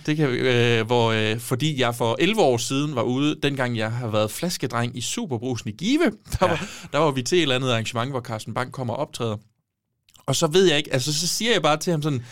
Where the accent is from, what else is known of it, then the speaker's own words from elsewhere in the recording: Give, Southern Denmark, Denmark; moved away; jeg har brugt rigtig meget tid hjemme